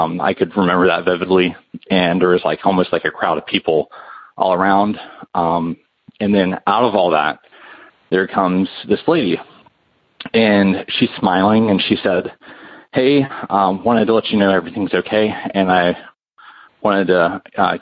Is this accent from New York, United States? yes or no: no; North Carolina, United States; I'm from North Carolina